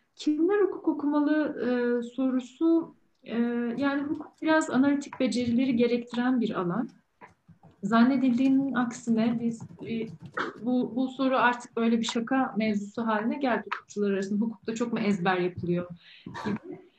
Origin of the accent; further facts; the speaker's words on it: Ankara, Turkey; moved away as an adult; also born or lived in Istanbul / London; bir Ankaralı olarak daha sonra İstanbul'a taşındım ben